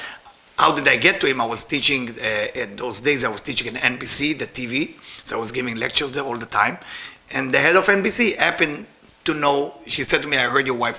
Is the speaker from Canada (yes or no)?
no; Israel; moved away; I'm Israeli.